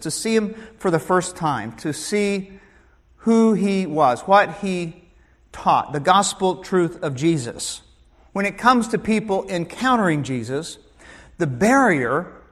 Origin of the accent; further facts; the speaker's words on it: Joplin, Missouri, United States; Growing up in Joplin, Missouri